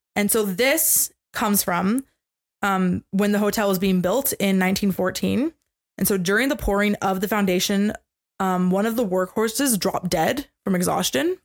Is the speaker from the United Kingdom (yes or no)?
no; Canada; we are Canadian.